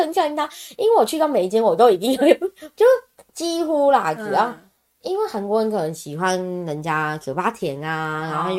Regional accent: Taiwan; 就反正我都会抓说我是从台湾来的呀

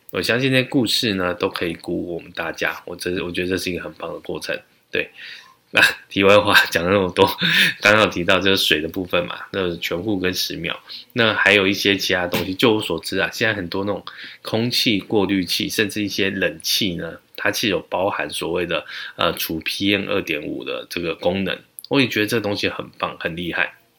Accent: Taichung, Taiwan; now in Taipei, Taiwan; 因为我从小是在台中长大

